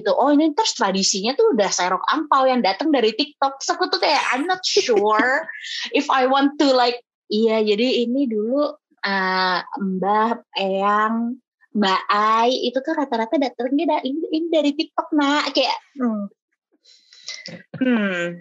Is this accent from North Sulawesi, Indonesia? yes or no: yes; Manado, North Sulawesi, Indonesia; aku orang Manado jadi mm. kayak Bapesta tuh Bapesta gitu